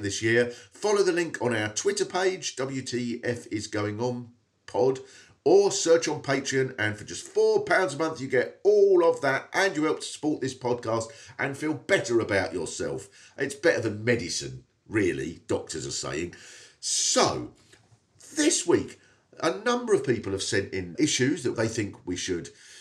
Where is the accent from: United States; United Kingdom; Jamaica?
United Kingdom; Swanley, South East England; I come from Swanley, which is about 4 miles from there.